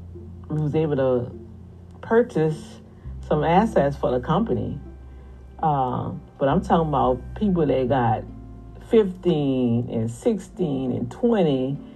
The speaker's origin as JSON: {"language": "English", "town": "New Orleans", "region": "Louisiana", "country": "United States", "accent": "New Orleans Cajun", "said": "But then when I get excited, yeah, you know, that New Orleans Cajun stuff coming out of there."}